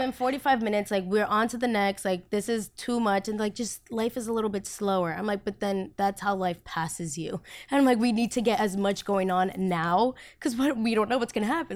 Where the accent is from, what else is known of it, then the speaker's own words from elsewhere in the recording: United States; first language Spanish; English is a second language; also born or lived in Colombia; I'm from America